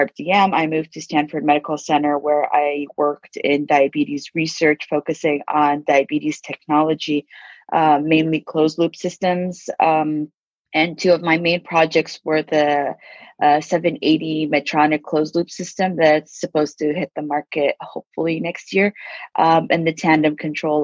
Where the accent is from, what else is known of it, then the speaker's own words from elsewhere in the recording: Abu Dhabi, United Arab Emirates; now in California, United States; I was born and raised in Abu Dhabi